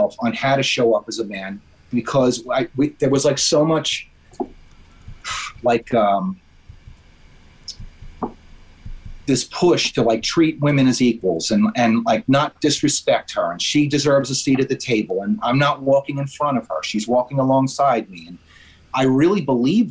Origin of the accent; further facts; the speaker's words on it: New York, United States; I'm from New York. And we're in New York now